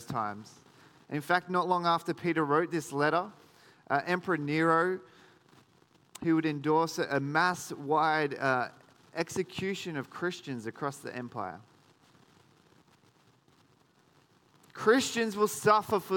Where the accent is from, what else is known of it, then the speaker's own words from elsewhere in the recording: Sydney, New South Wales, Australia; now in Geelong, Australia; I grew up in Sydney